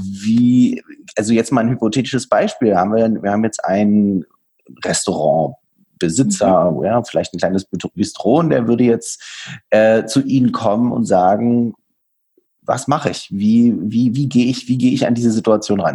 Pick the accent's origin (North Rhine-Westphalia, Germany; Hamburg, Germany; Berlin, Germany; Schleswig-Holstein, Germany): Berlin, Germany; Ich bin auch gebürtiger Berliner